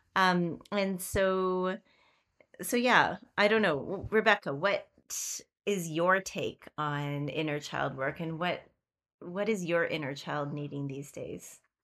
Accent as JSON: {"language": "English", "country": "Canada", "said": "We are Queerly Canadian"}